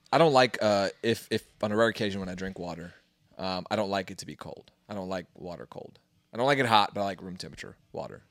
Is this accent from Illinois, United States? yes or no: no; Kingman, Arizona, United States; born or raised there; moved away